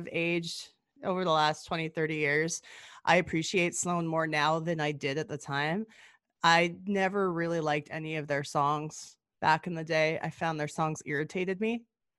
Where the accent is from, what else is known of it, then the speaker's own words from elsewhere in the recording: Gibbons, Alberta, Canada; I always used to hang out at the Gibbons Video because I grew up out in Gibbons